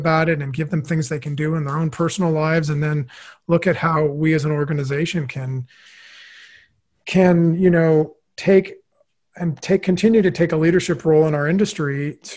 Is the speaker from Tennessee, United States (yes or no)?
no; Los Angeles, California, United States; I grew up in Los Angeles